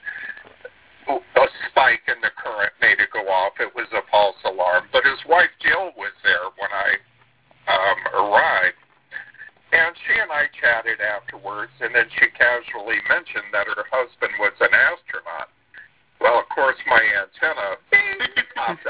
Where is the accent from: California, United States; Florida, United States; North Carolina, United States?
Florida, United States; South; I witnessed all of the launches growing up in South Florida